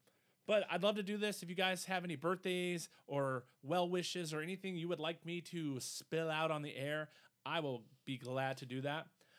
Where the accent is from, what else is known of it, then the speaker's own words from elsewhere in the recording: Wisconsin, United States; Well, we are from Wisconsin